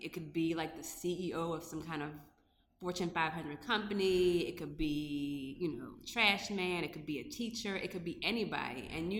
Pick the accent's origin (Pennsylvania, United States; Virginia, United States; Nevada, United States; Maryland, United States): Maryland, United States; Annapolis; also born or lived in St. Thomas, U.S. Virgin Islands; now in Baltimore, United States; you know I'm born and raised in Maryland